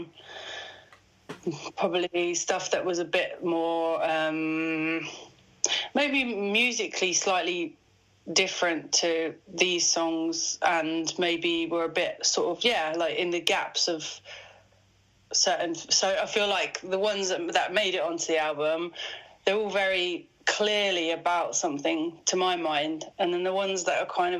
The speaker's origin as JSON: {"language": "English", "region": "Midlands", "country": "United Kingdom", "said": "I've dropped my T's because I'm from the Midlands"}